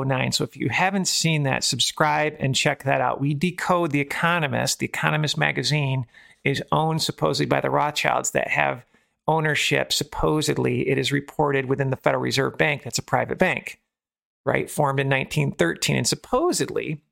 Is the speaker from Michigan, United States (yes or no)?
yes; Michigan, United States; the state that I grew up in Michigan